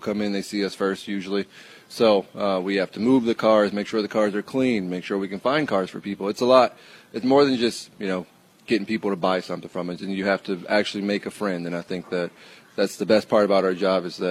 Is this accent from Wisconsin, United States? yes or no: yes; Milwaukee, Wisconsin, United States; moved away; I grew up in Milwaukee